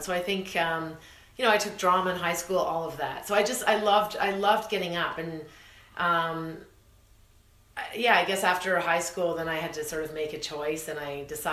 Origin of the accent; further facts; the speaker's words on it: Kitchener, Ontario, Canada; moved away as an adult; also born or lived in Toronto; I moved from Kitchener-Waterloo area when I was 19. I moved to Toronto